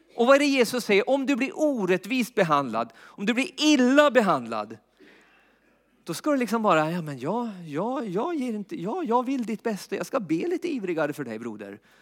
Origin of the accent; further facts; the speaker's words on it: Jämtland, Sweden; uppe i Jämtland där jag är uppvuxen